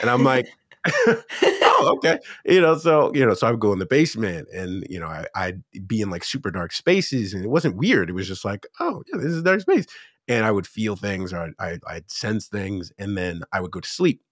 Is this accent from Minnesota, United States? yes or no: no; Erie, Pennsylvania, United States; born or raised there; moved away as an adult; now in South Korea